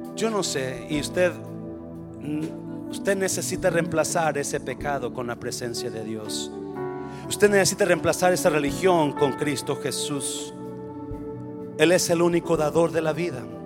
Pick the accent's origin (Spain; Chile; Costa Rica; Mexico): Mexico; moved away; Soy mexicano y qué. Se me nota el nopal y qué.